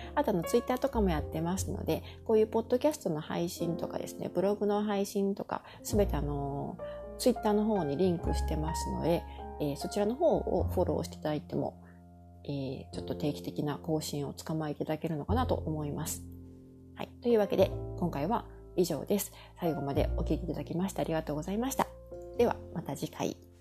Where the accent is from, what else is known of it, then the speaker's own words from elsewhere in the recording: Kansai, Japan; moved away as an adult; now in Montreal, Canada; 私の実家はですね、日本のお家は関西にある